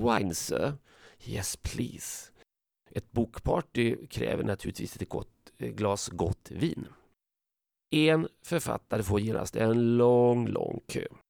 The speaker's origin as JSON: {"language": "Swedish", "country": "Sweden", "said": "jag är från Sverige"}